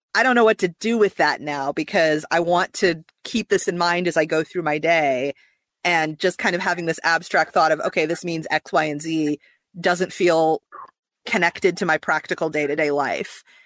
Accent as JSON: {"language": "English", "region": "Midwest", "country": "United States", "tie": "born or raised there", "moved": "yes", "lives_now": "Atlanta, United States", "said": "I grew up in the Midwest"}